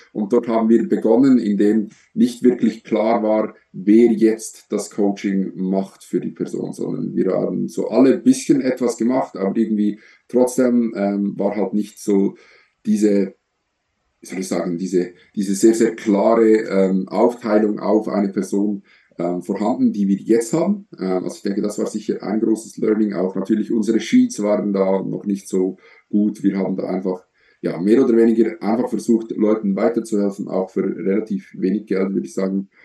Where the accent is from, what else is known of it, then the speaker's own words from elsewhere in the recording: Switzerland; Ich komme aus der Schweiz, so wie Samuel